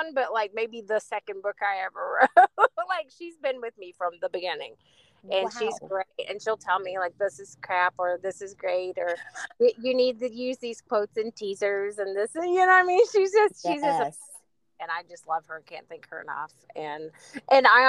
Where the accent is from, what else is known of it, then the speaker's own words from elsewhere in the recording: West Virginia, United States; I'm from West Virginia